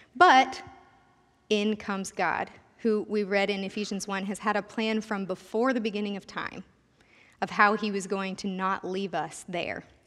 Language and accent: English; Sterling, United States; also born or lived in K-State; I consider Sterling my hometown. My family moved here when I was starting fifth grade